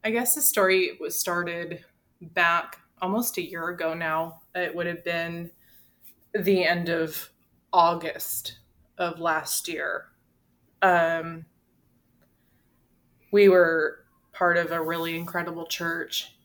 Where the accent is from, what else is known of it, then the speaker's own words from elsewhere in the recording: Washington, United States; moved away as an adult; now in Texas, United States; we're actually in Texas, but we're not from Texas. We're actually from Washington State.